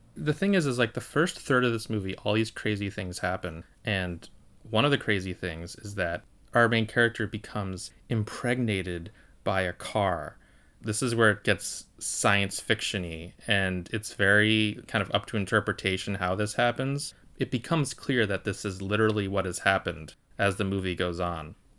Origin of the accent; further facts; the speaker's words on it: United States; I'm just speaking from an American perspective